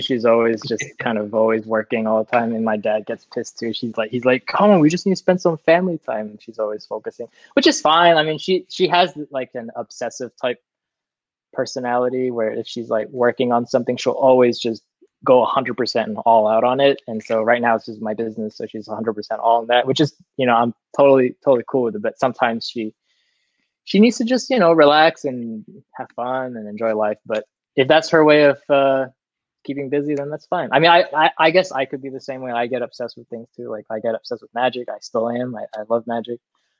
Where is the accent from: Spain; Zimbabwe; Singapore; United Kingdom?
Singapore; also born or lived in Vancouver, Canada / Massachusetts, United States; Yeah. My parents are Singaporean. They were born in Singapore. They met in Singapore, then they moved to Vancouver for a little bit, had me and my older brother. moved back to Singapor